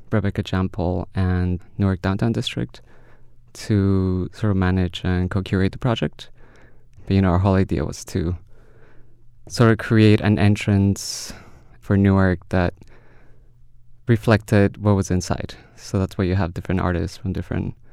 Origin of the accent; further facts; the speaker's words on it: India; born there; English is a second language; moved away as an adult; India. I was born in India. I came for here for education, so definitely India.